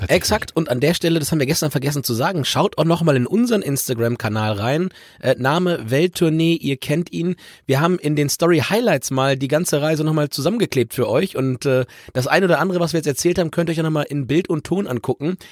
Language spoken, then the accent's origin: German; Germany; wie die meisten Leute bei uns in Deutschland